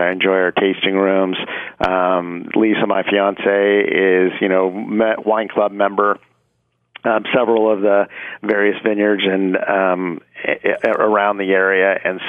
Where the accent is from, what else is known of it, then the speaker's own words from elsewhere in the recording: San Luis Obispo, California, United States; also born or lived in Atascadero, California / Paso Robles, California; I'm Paso Robles through and through. I've lived in the city for several years. I was born in San Luis Obispo back in, I don't even want to say when, I'm getting old. You know, grew up in born in the county.